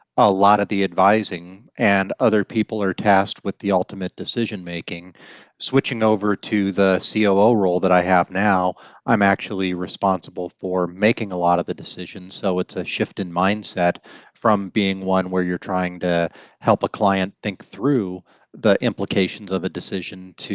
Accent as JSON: {"language": "English", "region": "Colorado", "country": "United States", "tie": "born or raised there", "said": "I grew up in Colorado"}